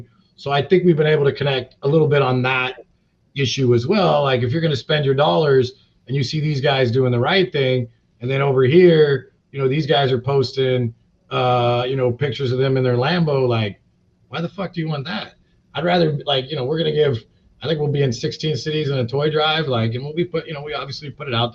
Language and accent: English; Long Beach, California, United States; I'm from Long Beach.